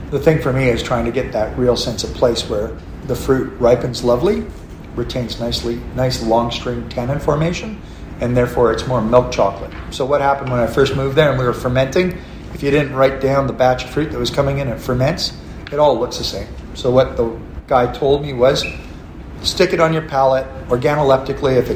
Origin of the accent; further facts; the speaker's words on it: McLaren Vale, South Australia, Australia; And I go, no, I'm from McLaren Vale.